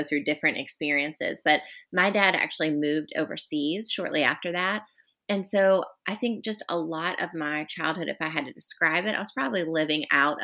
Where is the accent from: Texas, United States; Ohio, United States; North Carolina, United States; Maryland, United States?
North Carolina, United States; Charlotte; moved away as an adult; now in Charleston, United States; I'm actually originally from Charlotte, close to where you are, and grew up there